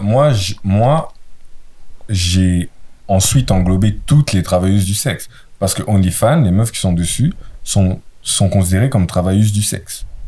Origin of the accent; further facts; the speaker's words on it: Brussels, Brussels-Capital Region, Belgium; je viens de Bruxelles